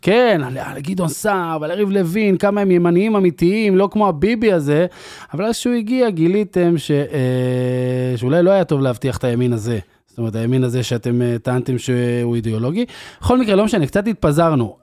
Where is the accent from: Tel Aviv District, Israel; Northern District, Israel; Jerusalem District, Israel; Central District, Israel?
Northern District, Israel; Afula; אני גדלתי בעפולה של שנות ה-90